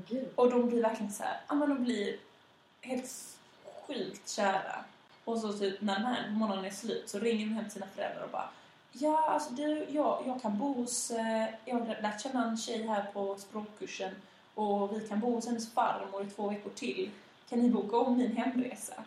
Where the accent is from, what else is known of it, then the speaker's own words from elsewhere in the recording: Malmö, Skåne, Sweden; also born or lived in Västra Hamnen, Malmö; Jag växte upp i Limhamn